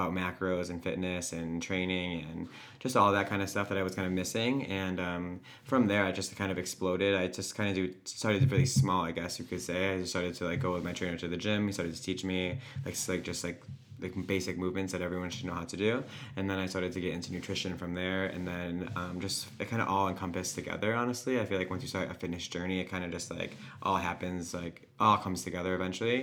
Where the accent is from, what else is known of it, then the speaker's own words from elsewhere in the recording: Honeoye, near Rochester, New York, United States; I grew up in Honeyway